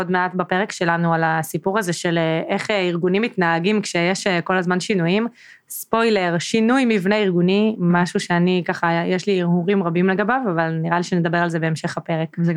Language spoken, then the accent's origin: Hebrew; Northern District, Israel; ועברתי בעצם לצפון, למקום שבו גדלתי בתור ילדה, לאזור.